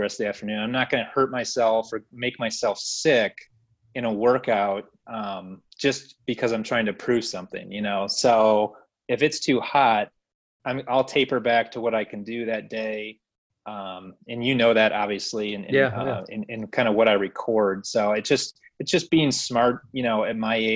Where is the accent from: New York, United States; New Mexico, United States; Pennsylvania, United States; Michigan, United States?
Michigan, United States; now in Kentucky, United States; I'm from Michigan originally